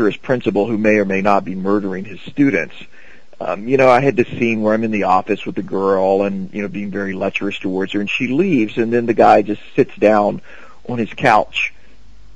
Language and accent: English; South Carolina, United States; moved away as an adult; also born or lived in New York; I'm from South Carolina